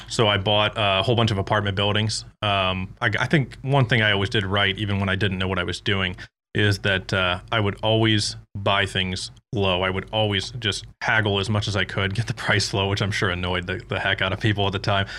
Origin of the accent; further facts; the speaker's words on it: Michigan, United States; moved away as an adult; also born or lived in Davenport, Iowa; I'm actually from Michigan